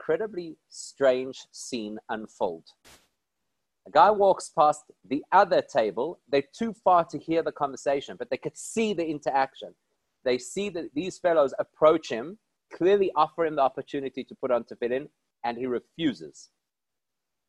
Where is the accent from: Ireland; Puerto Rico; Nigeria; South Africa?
South Africa; I'm from South Africa.